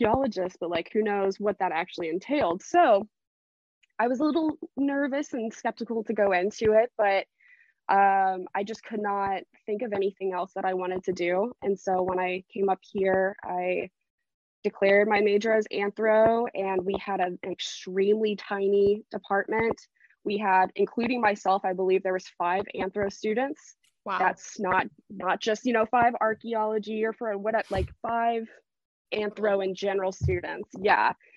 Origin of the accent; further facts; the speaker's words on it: Florida, United States; now in Tennessee, United States; I'm originally from Florida. But moved up to Tennessee to be close to some family